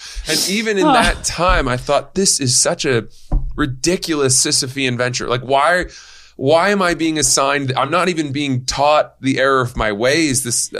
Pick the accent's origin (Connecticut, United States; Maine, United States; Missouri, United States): Maine, United States